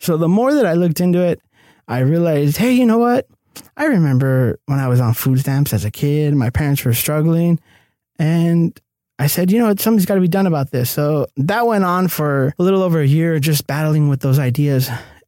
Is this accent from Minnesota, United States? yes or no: no; El Cerrito, California, United States; now in Los Angeles, United States; I'm born and raised in El Cerrito, California. It's kind of like nearby East LA. Mm-hmm. And traditionally, you know, low income neighborhood, Hispanic.